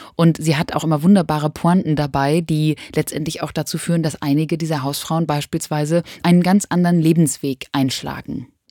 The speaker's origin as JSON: {"language": "German", "area": "near Hanover", "region": "Lower Saxony", "country": "Germany", "said": "Ich komme aus der Nähe von Hannover und sage Chemie"}